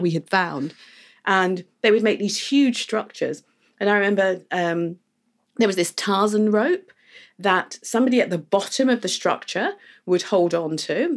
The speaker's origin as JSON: {"language": "English", "region": "England", "country": "United Kingdom", "tie": "born or raised there", "moved": "yes", "lives_now": "Barbados", "said": "when I was growing up in the U K."}